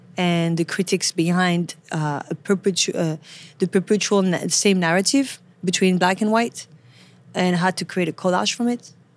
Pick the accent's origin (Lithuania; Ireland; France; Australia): France; Paris, Île-de-France; English is a second language; moved away as an adult; now in New York City, United States; I'm from Paris, born and raised.